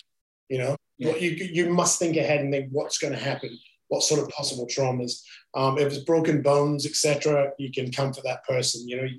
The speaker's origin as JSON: {"language": "English", "region": "Scotland", "country": "United Kingdom", "moved": "yes", "lives_now": "Brisbane, Australia", "said": "I'm Scottish."}